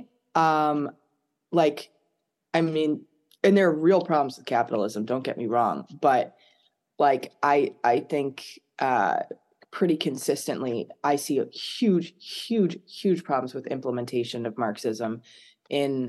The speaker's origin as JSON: {"language": "English", "country": "United States", "tie": "born or raised there", "also_born_or_lived": "France", "said": "growing up in America"}